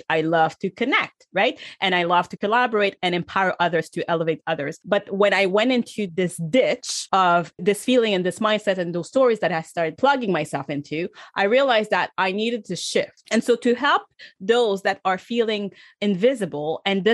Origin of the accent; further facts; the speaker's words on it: Canada; I'm from Canada